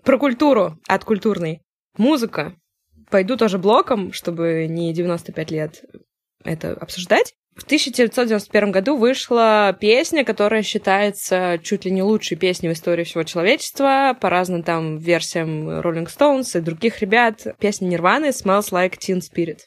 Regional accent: Saint Petersburg, Russia; в загранпаспорте написано место рождения Ленинград

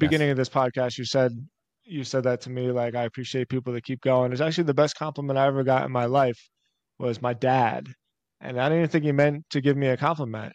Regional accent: Philadelphia, Pennsylvania, United States; I'm born and raised in Philly

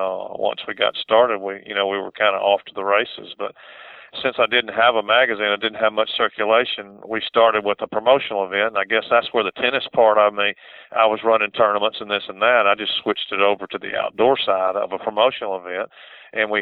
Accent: Montgomery, Alabama, United States; Montgomery, my hometown here

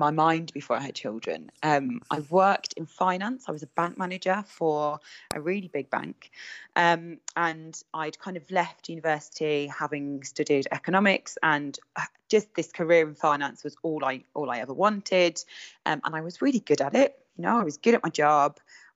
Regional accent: Birmingham, West Midlands, United Kingdom; accent: Brummy twang; moved away as an adult; now in Redditch, United Kingdom; I haven't lost my Brummy twang. I only moved in September. I will always be a Brummy at heart.

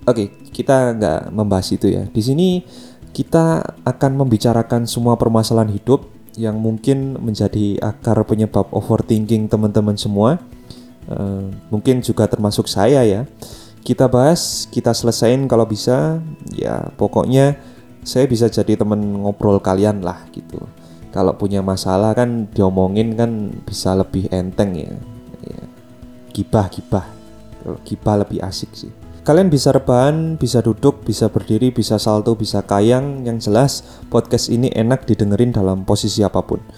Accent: Java, Indonesia; accent: Javanese (medok); jadi akun saya yang dulu itu dari Jawa ya jadi kalau aksen saya kerasa Jawa atau medok ya maklum aja ya maklum aja

